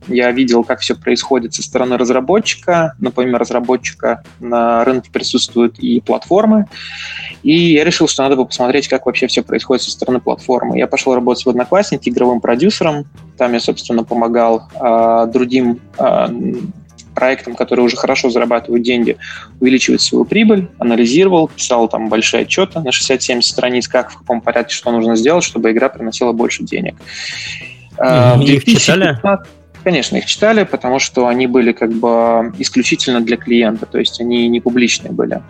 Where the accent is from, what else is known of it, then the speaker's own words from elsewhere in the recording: Latvia; я, собственно, из Латвии. Э, закончил Рижский технический университет